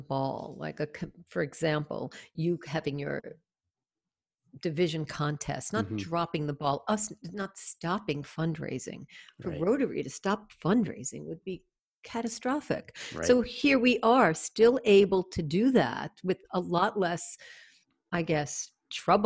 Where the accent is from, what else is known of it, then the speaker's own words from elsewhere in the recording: United States; I'm from the States